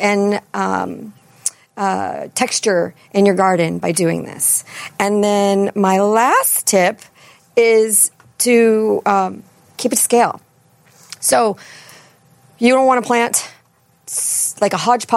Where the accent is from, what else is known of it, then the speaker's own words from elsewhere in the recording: East Coast, United States; accent: East Coast; now in Chicago, United States; my East Coast accent